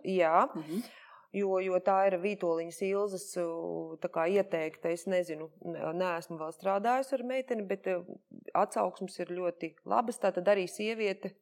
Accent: Jelgava, Zemgale, Latvia; es esmu no Jālgavas, es Jālgavā dzimusi

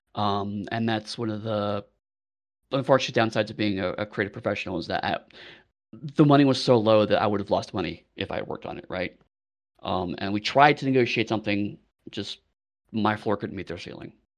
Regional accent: United States; now in United Kingdom

